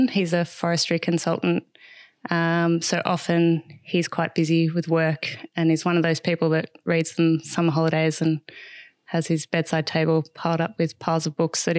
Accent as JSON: {"language": "English", "town": "Canberra", "region": "Australian Capital Territory", "country": "Australia", "tie": "born or raised there", "lives_now": "Merimbula, Australia", "said": "We grew up in Canberra, so we're outdoors a lot too."}